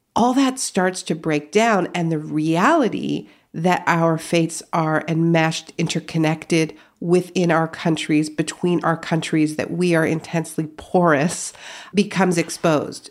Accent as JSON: {"language": "English", "country": "Canada", "tie": "born or raised there", "moved": "as an adult", "lives_now": "United States", "said": "My parents are American, but I grew up in Canada"}